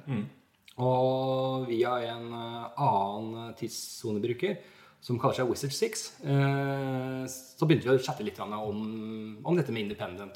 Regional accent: Norway; jeg er fra Norge

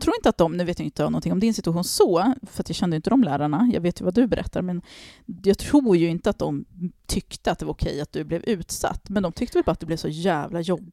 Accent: Harmånger, Gävleborg County, Sweden; när jag växte upp i Harmånger på 90-talet

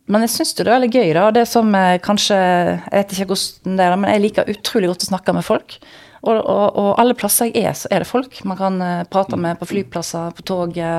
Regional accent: Vestland, Norway; Når jeg hører den podkasten, så hører jeg at jeg er stril fremdeles.

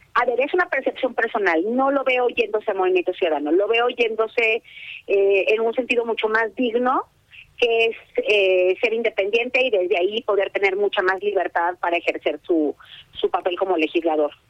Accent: Mexico

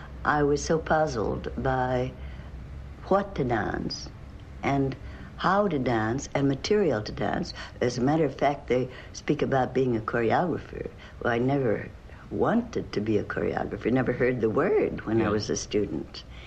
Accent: Santa Barbara, California, United States; also born or lived in Atlantic side (East Coast), United States; I was born on the Atlantic side, but for all my childhood, I spent on the West Coast in Santa Barbara

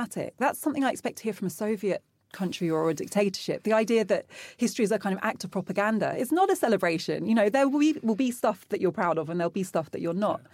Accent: London, United Kingdom

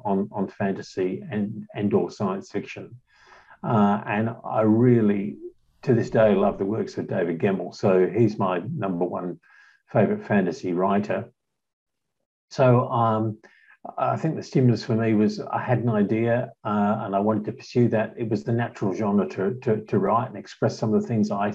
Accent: Western Australia, Australia; also born or lived in London, England; I was born in London, and my family came out as 10-pound bombs in 1964, so I'm way more Australian than I am English

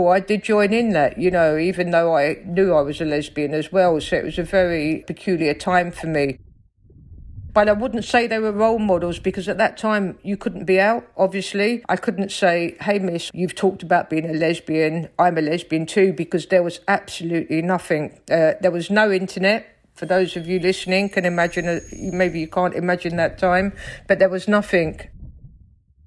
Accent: London, United Kingdom; accent: Cockney; I grew up in South London, in Stockwell, on a council estate.

